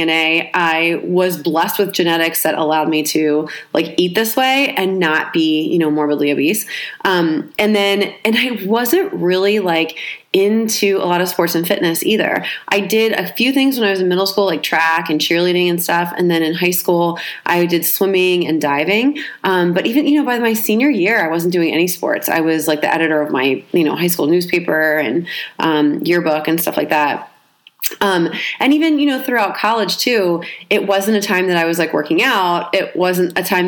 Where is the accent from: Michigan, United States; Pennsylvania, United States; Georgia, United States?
Pennsylvania, United States; Hershey; moved away as an adult; also born or lived in Philadelphia, Pennsylvania; now in Miami, United States; I'm originally from Pennsylvania